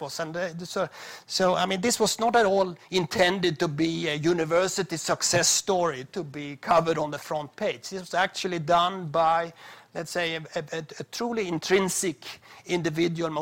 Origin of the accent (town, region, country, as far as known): Sweden